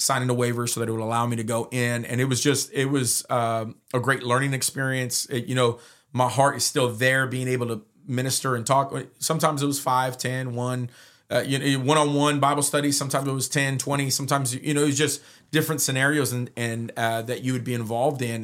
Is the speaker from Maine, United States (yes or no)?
no; Modesto, California, United States; I was raised in Modesto for the most part from nine years old